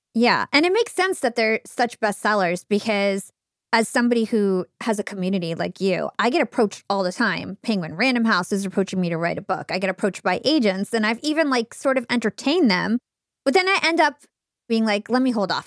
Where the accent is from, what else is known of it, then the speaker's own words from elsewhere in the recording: New Jersey, United States; I'm from New Jersey